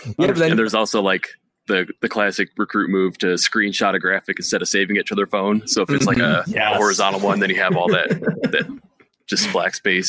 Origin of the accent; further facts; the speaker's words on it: Ottawa Lake, Michigan, United States; Yep, from Ottawa Lake, right above Toledo.